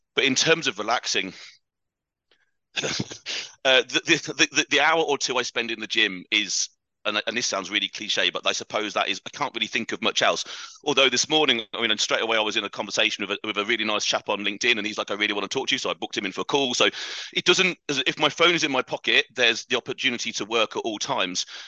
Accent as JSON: {"language": "English", "country": "United Kingdom", "also_born_or_lived": "Dubai", "accent": "British", "said": "British accent is absolutely correct. That's uh, that's where I'm from."}